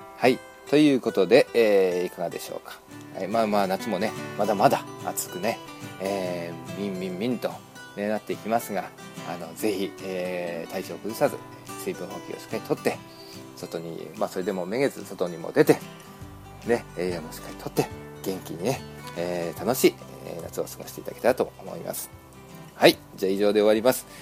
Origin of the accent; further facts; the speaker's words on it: Shizuoka, Japan; now in Los Angeles, United States; 実家静岡ですから、静岡にはね、あの、やっぱり自分の弟も住んでいますし、うん、やっぱり自分の生まれ育った故郷といえば静岡